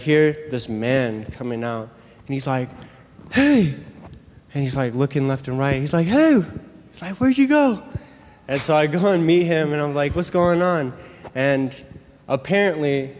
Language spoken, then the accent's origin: English; California, United States; I'm from California